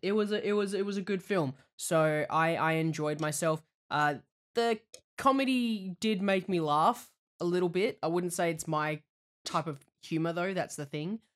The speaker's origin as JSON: {"language": "English", "country": "Australia", "moved": "yes"}